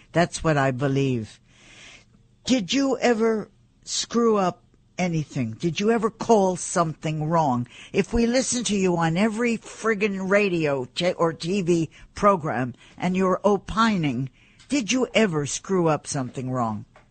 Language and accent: English; New York, United States; I am a New Yorker.